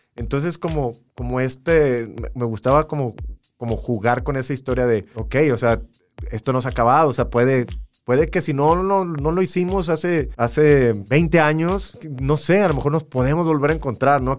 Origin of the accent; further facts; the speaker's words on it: Matamoros, Tamaulipas, Mexico; Yo soy de Matamoros, Tamaulipas, y, y pues nací pegado a, la, frontera